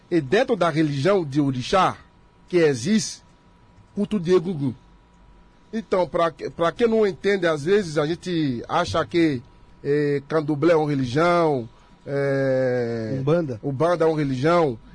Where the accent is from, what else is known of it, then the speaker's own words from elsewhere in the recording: Benin; Portuguese is a second language; now in Brazil; nós que somos da África, que somos de lá, de Benin, a gente cultua o que chamar a base, o começo de tudo.